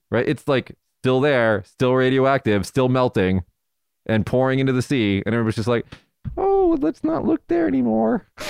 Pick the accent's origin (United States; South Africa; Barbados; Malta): United States; Nevada; my home state of, of Nevada